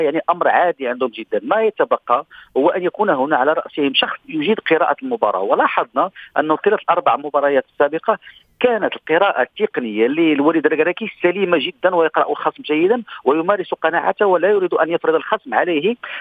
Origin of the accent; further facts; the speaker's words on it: Morocco; الينا كمغاربه